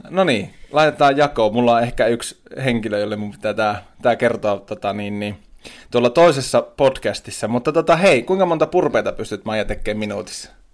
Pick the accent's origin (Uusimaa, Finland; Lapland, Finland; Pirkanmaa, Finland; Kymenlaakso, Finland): Lapland, Finland; Tornio; Olen sieltä, juureni ovat siellä.